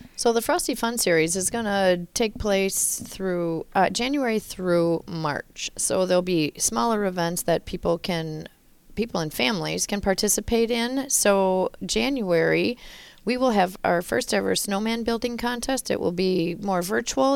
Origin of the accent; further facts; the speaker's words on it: Loyal, Wisconsin, United States; now in Altoona, United States; I'm from Loyal, Wisconsin.